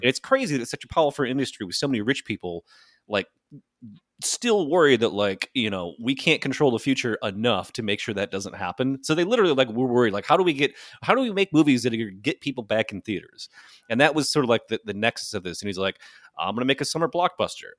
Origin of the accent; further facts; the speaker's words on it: Michigan, United States; Michigan gangsta like me.